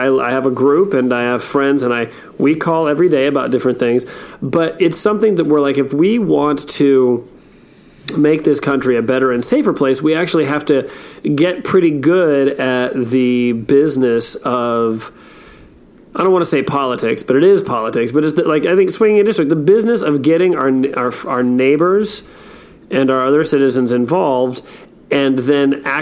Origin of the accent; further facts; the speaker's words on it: United States; as an American citizen